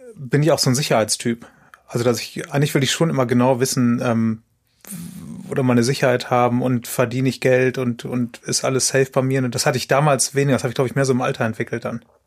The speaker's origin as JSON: {"language": "German", "town": "Aachen", "region": "North Rhine-Westphalia", "country": "Germany", "said": "das habe ich in Aachen gemacht, wo ich herkomme"}